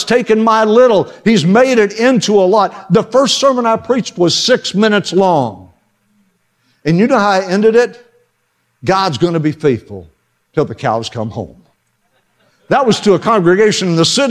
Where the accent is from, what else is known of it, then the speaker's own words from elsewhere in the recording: Western Oklahoma, United States; I grew up in Western Oklahoma